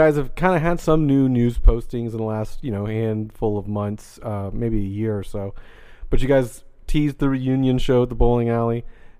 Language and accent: English; Jacksonville, Florida, United States; I'm originally from here, Jacksonville, Florida.